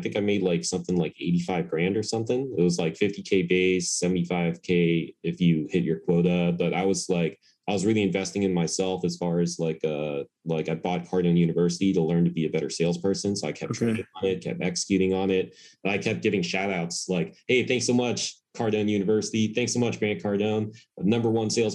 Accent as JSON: {"language": "English", "country": "United States", "tie": "born or raised there", "said": "I was born and raised in America"}